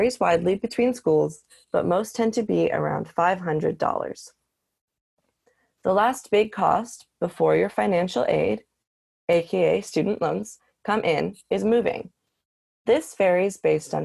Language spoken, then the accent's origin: English; Northeast, United States; I am from the Northeast